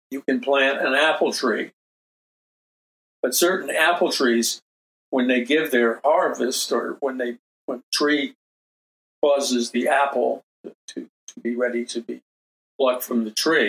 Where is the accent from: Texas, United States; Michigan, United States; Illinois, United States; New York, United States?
New York, United States; New York City; I was raised in New York City. I mean, I'm a city boy.